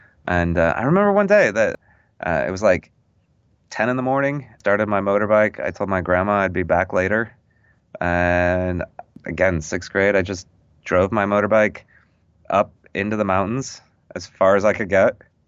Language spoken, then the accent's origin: English; Wolf Point, Montana, United States; I'm not originally from Illinois or the Midwest. I'm from Montana. {S1} Oh. {S0} I was born in Wolf Point, Montana, which is the largest city on the Fort Peck Indian Reservation.